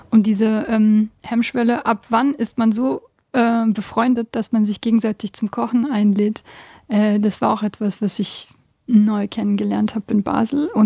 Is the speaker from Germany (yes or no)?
no; Bosnia & Herzegovina; ursprünglich komme ich aus Bosnien.